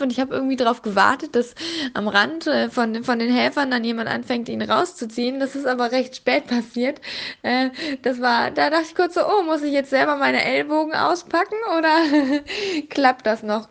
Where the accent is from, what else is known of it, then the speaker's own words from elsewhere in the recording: Berlin, Germany; als Berlinerin in Berlin